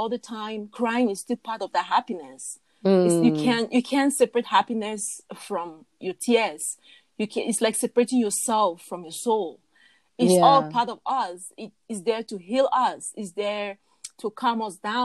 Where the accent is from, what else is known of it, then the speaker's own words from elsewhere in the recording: Cameroon; now in Canada; I'm from Cameroon and I live in Canada.